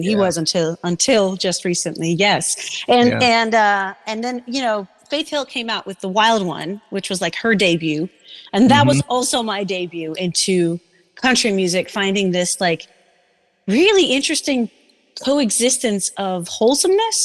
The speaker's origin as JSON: {"language": "English", "country": "Denmark", "tie": "born or raised there", "moved": "as an adult", "lives_now": "Seattle, United States", "said": "I grew up in Denmark, went to school there."}